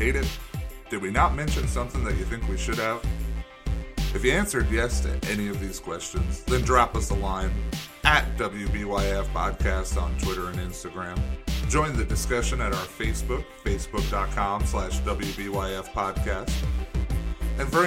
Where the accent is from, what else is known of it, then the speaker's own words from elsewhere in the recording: Oregon, United States; We're from Oregon